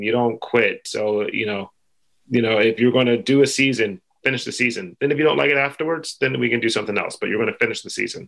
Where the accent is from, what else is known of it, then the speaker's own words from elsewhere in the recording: Philadelphia, Pennsylvania, United States; I grew up in Philly